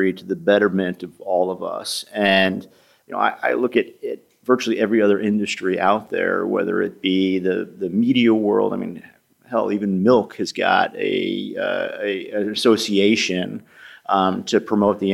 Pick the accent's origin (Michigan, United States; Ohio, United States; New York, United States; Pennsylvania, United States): New York, United States; now in Boston, United States; I'm originally from New York.